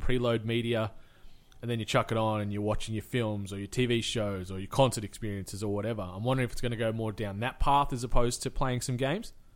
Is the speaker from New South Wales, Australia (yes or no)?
yes; Cooma, New South Wales, Australia; in my hometown of Kuma, we had the C W F